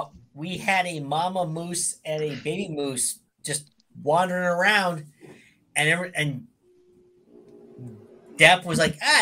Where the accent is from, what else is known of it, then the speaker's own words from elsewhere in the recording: Pittsburgh, Pennsylvania, United States; I'm from Pittsburgh, which, you know, we have three rivers.